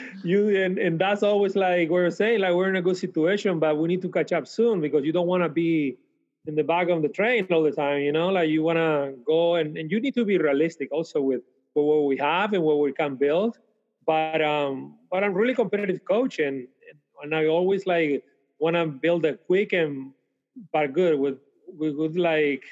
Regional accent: Canary Islands, Spain; moved away as an adult; also born or lived in Switzerland; now in Fort Worth, United States; my hometown in the Canary Islands

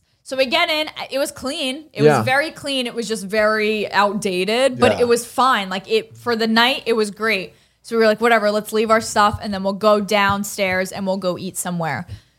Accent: Allentown, Pennsylvania, United States; I'm from Allentown.

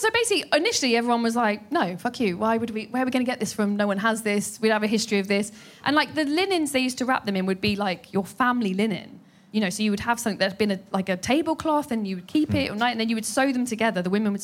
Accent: United Kingdom; I am sweating, but I am British.

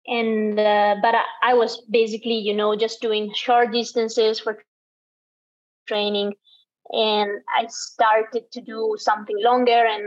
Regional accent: Italy; I'm born and raised in the Dolomites

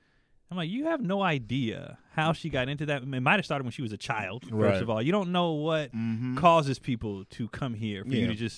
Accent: Los Angeles, California, United States; when you were growing up in South Central LA in the 80s

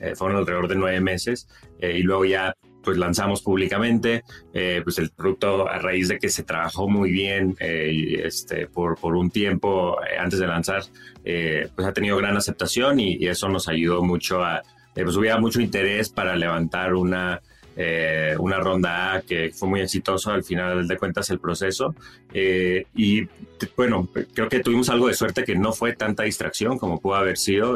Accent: Monterrey, Nuevo León, Mexico; moved away as an adult; also born or lived in San Francisco / New York; Yo crecí en Monterrey

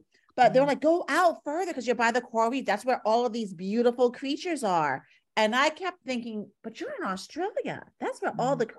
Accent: New York, United States; accent: New York; So that's my New York accent coming out.

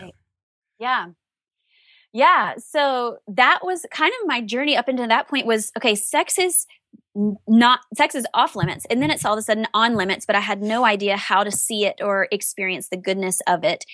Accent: the South, United States; I was raised in the South

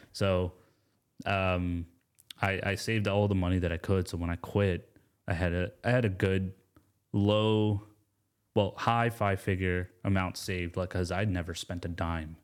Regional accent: Atlanta, Georgia, United States; also born or lived in Gastonia, North Carolina; I was born in Gastonia, North Carolina, um, raised in Atlanta, and my father's from India, my mom's from Pakistan

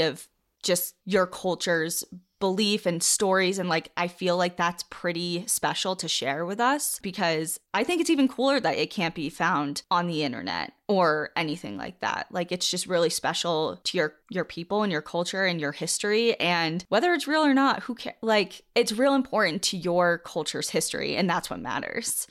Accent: Wisconsin, United States; I'm from Wisconsin

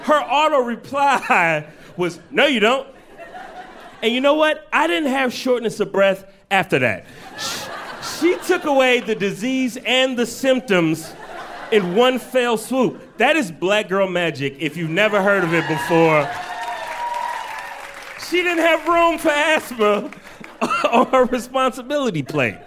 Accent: Chicago, Illinois, United States; now in New York, United States; I got to go home to my native Chicago. I'm originally from Chicago

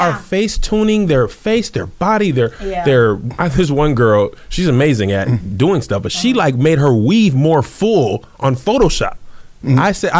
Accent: El Paso, Texas, United States; I'm from El Paso, but it's not really Texas, I know.

